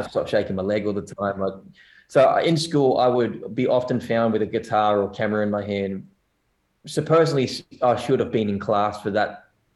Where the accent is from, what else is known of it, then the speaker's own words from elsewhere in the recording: Newcastle, New South Wales, Australia; also born or lived in South Korea; I was in New South Wales and in Newcastle, which is, you know, two hours north from here. And it's a good place to grow up.